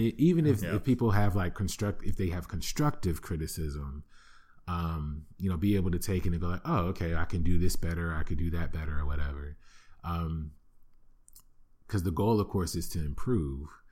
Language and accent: English; Flint, Michigan, United States; growing up in Flint, Michigan, yes, that Flint, Michigan